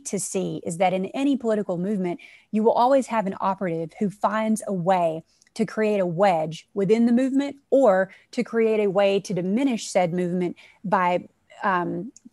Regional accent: South Arkansas, United States; moved away; I come from South Arkansas. So that's, you know, it's in, to me, the heart of the South, in the United States

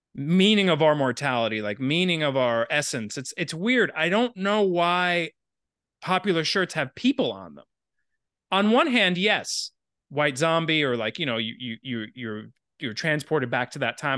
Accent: Miami, Florida, United States; moved away as an adult; also born or lived in Syracuse, New York; I grew up in Miami and, like, straight edge is not a thing there.

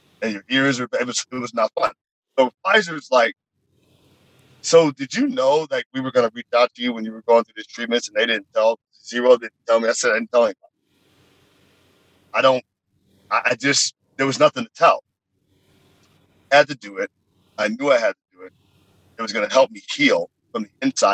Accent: Dayton, Ohio, United States; as a young man growing up in Ohio in Dayton

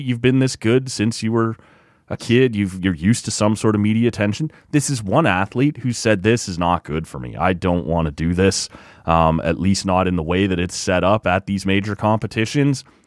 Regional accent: Canada; as a Canadian

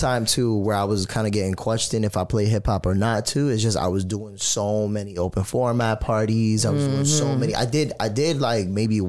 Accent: Florida, United States; now in Orlando, United States; my father's Puerto Rican, so they don't know that I grew up in Point Siena, Florida, like with a Puerto Rican father

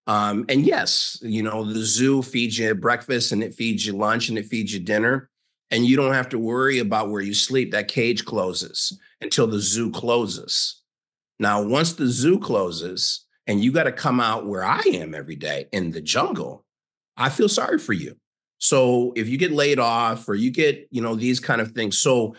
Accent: Chicago, Illinois, United States; also born or lived in Minnesota; now in University Park, United States; I am a 57-year-old African-American. I'm from Chicago, but I live in University Park, Texas.

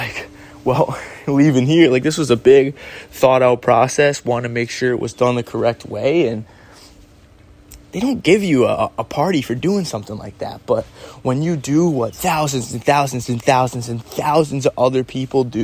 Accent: Syracuse, New York, United States; also born or lived in Los Angeles; my hometown, Syracuse, New York

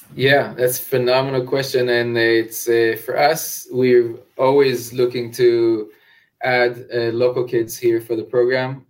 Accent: Israel; moved away as an adult; now in New Orleans, United States; growing up in Israel, I've never imagined myself living in Louisiana

